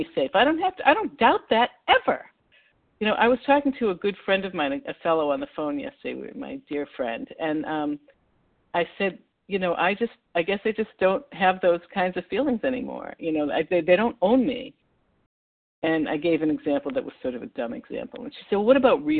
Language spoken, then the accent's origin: English; Massachusetts, United States; I'm from Massachusetts.